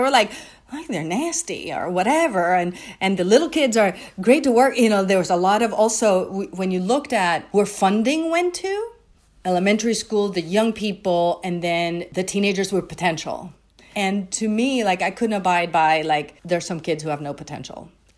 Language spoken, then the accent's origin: English; Puerto Rico; moved away as an adult; I came, when I went to Brown, I came from Puerto Rico, very sheltered environment